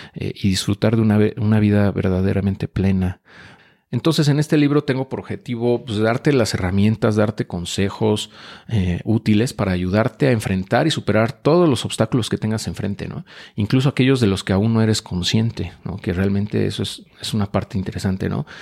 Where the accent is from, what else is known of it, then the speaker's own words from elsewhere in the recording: Mexico City, Mexico; yo nací en la Ciudad de México, antes de Distrito Federal